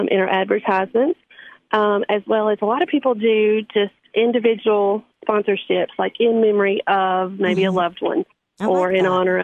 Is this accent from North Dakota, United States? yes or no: no; DeKalb County, Tennessee, United States; I'm from DeKalb County and intentionally practice in DeKalb County because it's much needed.